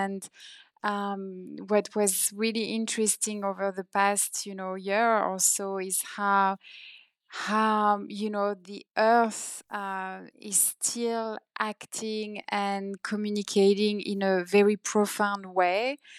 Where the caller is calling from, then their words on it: India; So now I'm calling you from India and you're calling me from Paris